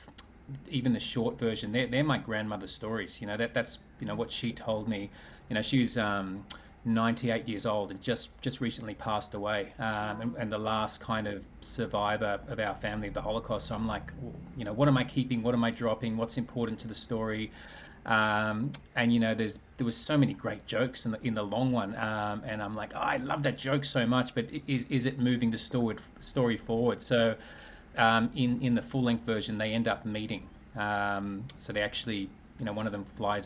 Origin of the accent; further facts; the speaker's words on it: Australia; I'm an Australian man